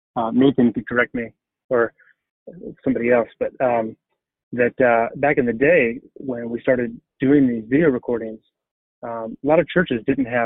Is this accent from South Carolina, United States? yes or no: yes; South Carolina, United States; moved away as an adult; also born or lived in Minneapolis, Minnesota; I grew up in South Carolina. I'm a Carolina boy like yourself